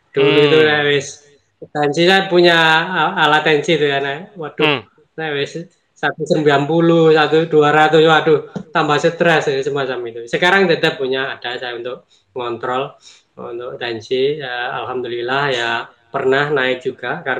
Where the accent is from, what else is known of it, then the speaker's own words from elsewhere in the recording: Lumajang, East Java, Indonesia; saya awal-awal KF itu juga yang berat waktu mudik Saya ini asli Lumajang, Mbak Bobi.